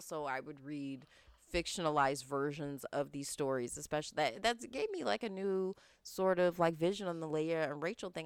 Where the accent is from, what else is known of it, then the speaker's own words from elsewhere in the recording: United States; being American